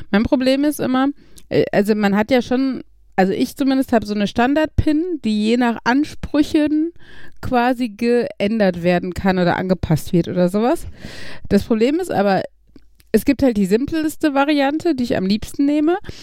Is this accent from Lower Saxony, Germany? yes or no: no; Gladbeck, North Rhine-Westphalia, Germany; bei uns in Gladbeck